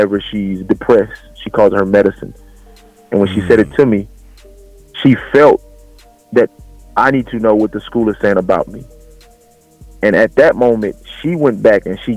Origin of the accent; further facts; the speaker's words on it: Los Angeles, California, United States; moved away; also born or lived in Lufkin, Texas; I was born and raised in South Central Los Angeles, California